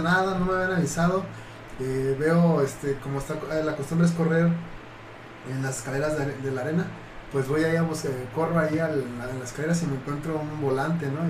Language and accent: Spanish; Mexico City, Mexico; Soy de México, DF